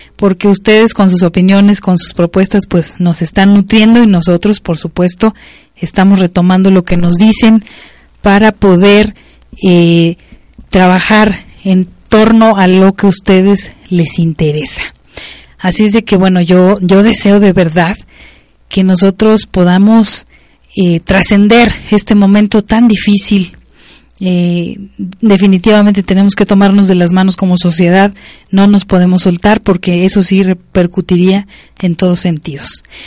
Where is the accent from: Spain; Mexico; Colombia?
Mexico; Como mexicanos y mexicanas